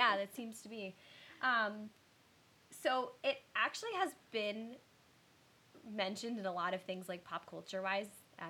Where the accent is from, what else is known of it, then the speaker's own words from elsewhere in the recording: Lehigh County, Pennsylvania, United States; because we're from Lehigh County.